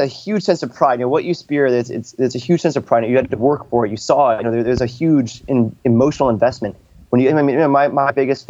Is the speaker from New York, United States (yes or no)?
no; San Diego, California, United States; hey, I'm a guy from San Diego.